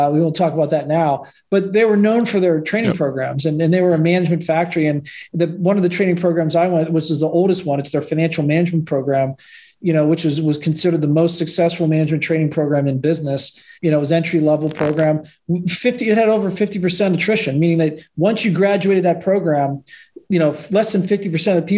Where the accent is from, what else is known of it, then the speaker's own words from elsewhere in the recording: Pittsburgh, Pennsylvania, United States; I grew up in Pittsburgh